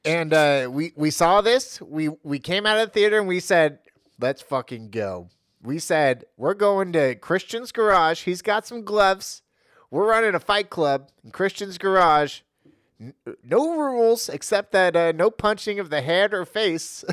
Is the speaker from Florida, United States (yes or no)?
no; Los Gatos, California, United States; I grew up on Los Gatos, uh, border, uh, in my early childhood.